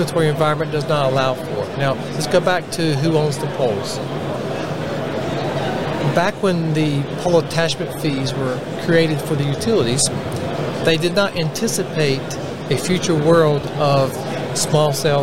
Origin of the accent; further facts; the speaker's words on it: Raleigh, North Carolina, United States; accent: Southerner; Raleigh, North Carolina, my hometown